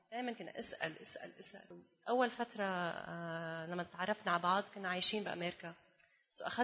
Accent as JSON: {"language": "Arabic", "country": "Jordan", "also_born_or_lived": "United States / Canada", "said": "انا بالاصل اردنية بس امي المانيه وعشت برا و سو آه، عندي لهجه غريبه شوي"}